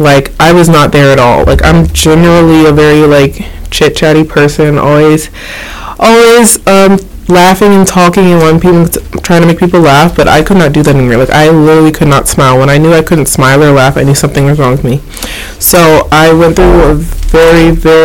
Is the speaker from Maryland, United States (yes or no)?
yes; Maryland, United States; I'm originally from Maryland, born and raised